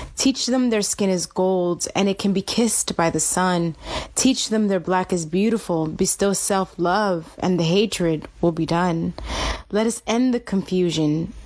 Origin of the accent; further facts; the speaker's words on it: Miami, Florida, United States; moved away as an adult; also born or lived in Atlanta / New York / Washington, District of Columbia, United States / Los Angeles; I grew up in Miami, Florida